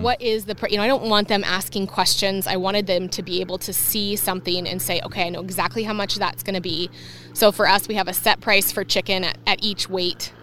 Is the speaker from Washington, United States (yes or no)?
yes; La Conner, Washington, United States; I grew up in Laconner. It's really small.